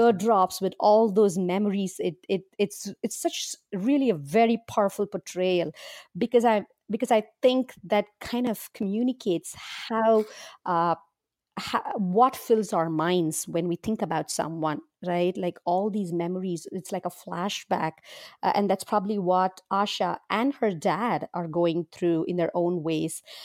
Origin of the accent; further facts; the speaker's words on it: India; now in Berkeley, United States; I was born and raised in India, and I currently live with my husband and two kids in Berkeley, California.